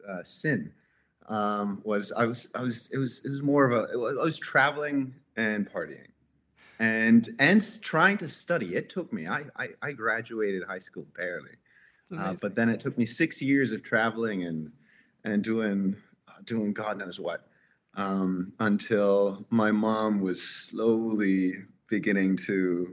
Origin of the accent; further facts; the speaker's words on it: Berlin, Germany; Born and raised in Berlin. My dad's from Canada. My mom here from Berlin